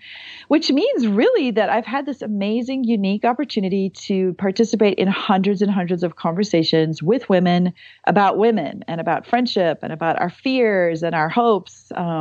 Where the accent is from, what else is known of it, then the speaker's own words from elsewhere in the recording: South Africa; accent: South African; So I'm from South Africa originally. So if you hear an accent, it's me, it's not you. But I have lived all over.